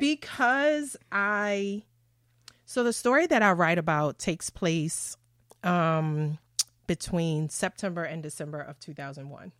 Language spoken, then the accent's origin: English; Baltimore, Maryland, United States; born and raised in Baltimore, went to school, elementary, middle